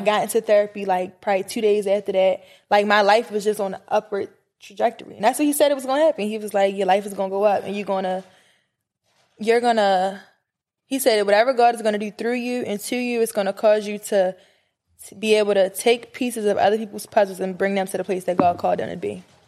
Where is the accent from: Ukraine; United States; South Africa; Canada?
United States; Baltimore, Maryland; I'm from Baltimore